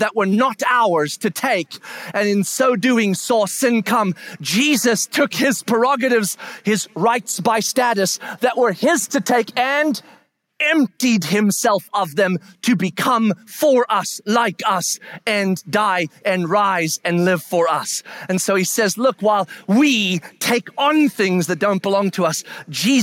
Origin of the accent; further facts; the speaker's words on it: United States; we are American, meaning Western